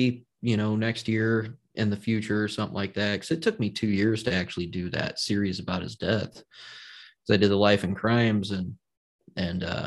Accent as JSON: {"language": "English", "region": "Indiana", "country": "United States", "said": "I'm from Indiana"}